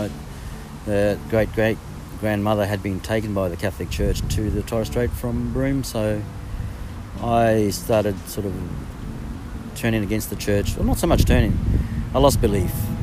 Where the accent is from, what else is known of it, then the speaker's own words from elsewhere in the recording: Port Moresby, National Capital District, Papua New Guinea; moved away; also born or lived in northern Queensland / Melbourne; growing up in Port Moresby, most of the time was spent at the village, actually. So I grew up on the coast, on the eastern